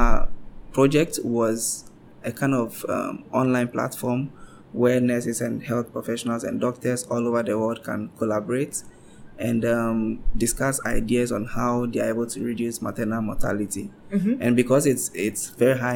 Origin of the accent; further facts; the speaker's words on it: Accra, Greater Accra, Ghana; I'm from Accra, uh-huh, in Ghana, which is the capital, and it's by the seaside.